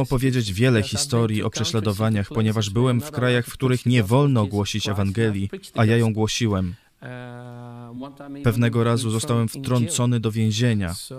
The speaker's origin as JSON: {"language": "Polish", "country": "Netherlands", "tie": "born or raised there", "moved": "yes", "said": "Mieszkaliśmy w małym uh, holenderskim miasteczku"}